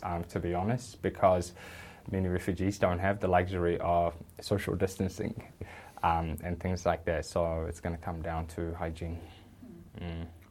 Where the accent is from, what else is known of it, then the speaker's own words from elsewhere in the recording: New Zealand; I very much find New Zealand to be home. In fact, it's all I've ever known.